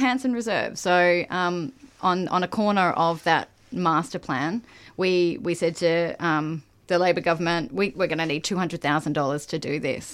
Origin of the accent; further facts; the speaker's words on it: Queensland, Australia; also born or lived in Seddon, Victoria; now in Melbourne, Australia; I come from Queensland